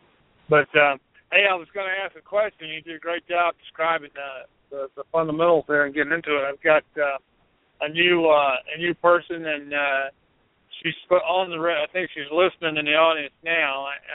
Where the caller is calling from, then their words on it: Asheville, North Carolina, United States; calling from Asheville.